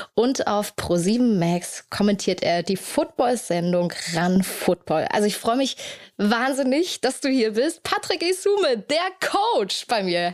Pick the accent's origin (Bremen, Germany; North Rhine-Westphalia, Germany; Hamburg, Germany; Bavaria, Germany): Hamburg, Germany; in meiner Heimatstadt